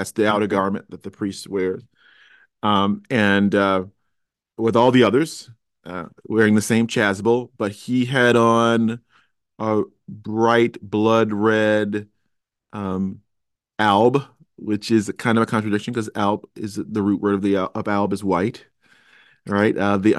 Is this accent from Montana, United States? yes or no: no; Chicago, Illinois, United States; I went to the University of Cincinnati. I'm originally a Chicagoan.